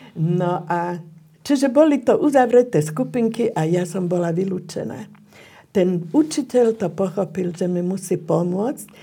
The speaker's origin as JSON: {"language": "Slovak", "town": "Brno", "region": "South Moravian Region", "country": "Czechia", "tie": "born or raised there", "said": "Narodila som sa v Brne, odkiaľ pochádzala moja maminka"}